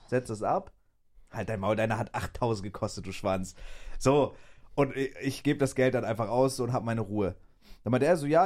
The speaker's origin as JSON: {"language": "German", "region": "North Germany", "country": "Germany", "said": "ich komme aus dem Norden"}